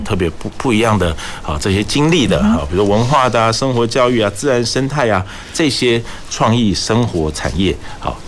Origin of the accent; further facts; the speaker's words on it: Kaohsiung, Taiwan; 我们高雄人真的对于这个港口，我们有不同的需求